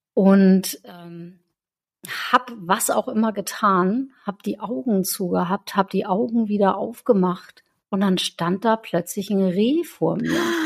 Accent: Northern Germany, Germany; aber in Norddeutschland habe ich das noch nie gesehen

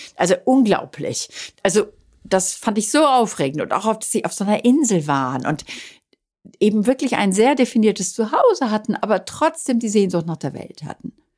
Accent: Dorsten, North Rhine-Westphalia, Germany; now in Italy; der Heimatstadt, aus der ich ja immer weg wollte

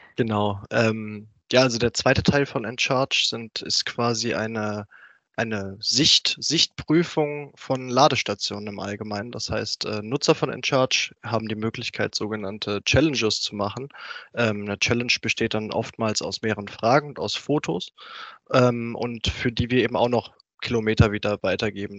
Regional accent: Rüsselsheim, Hesse, Germany; now in Pfungstadt, Germany; ursprünglich komme ich aus Rüsselsheim, ist jetzt auch gar nicht so weit von Frankfurt weg

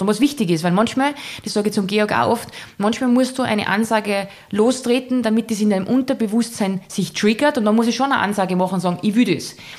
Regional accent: Salzburg, Austria; man hört, ich bin aus Salzburg, aus dem wunderschönen Salzburger Land

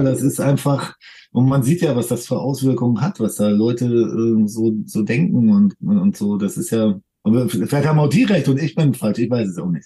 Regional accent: Germany; wir sind jetzt hier in Deutschland geboren

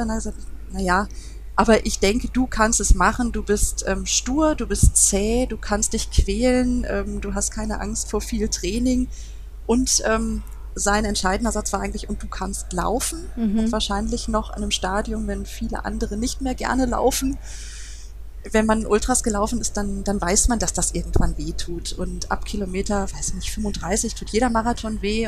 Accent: Duisburg, North Rhine-Westphalia, Germany; Es ist, ist meine Heimatstadt, ich komme daher

